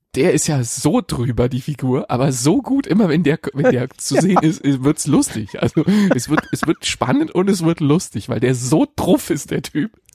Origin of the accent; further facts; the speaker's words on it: Berlin, Germany; in meiner alten Hut, wo ich, wo ich aufgewachsen bin.